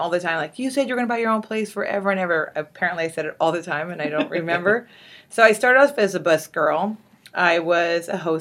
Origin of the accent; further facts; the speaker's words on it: Whittier, California, United States; I grew up in Whittier. I lived in Whittier since I was 5